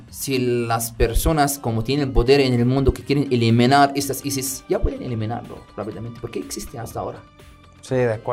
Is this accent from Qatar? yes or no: yes; Middle East, Qatar; Spanish is a second language; La verdad, como soy árabe, soy del Medio Oriente, le quiero decir bienvenidas y bienvenidos a Qatar.